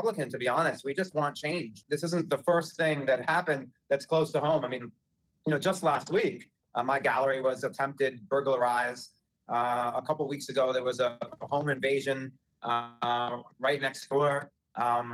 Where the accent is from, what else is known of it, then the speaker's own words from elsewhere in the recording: New York City, New York, United States; I'm born and raised in Greenwich Village. I've lived here my whole life.